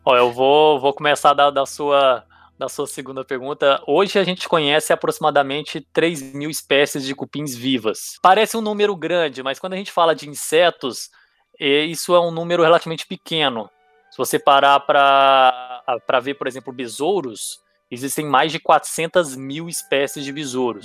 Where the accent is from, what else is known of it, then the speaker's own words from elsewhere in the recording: Goiânia, Goiás, Brazil; moved away as an adult; also born or lived in Itumbiara, Goiás / Ribeirão Preto; Eu nasci, eu nasci em Tumbiara, que é na, na divisa de Goiás com Minas, mas eu com três anos de idade fui para Goiânia e passei o, a, até o, o, final da minha graduação ali com os 22 anos de idade em Goiânia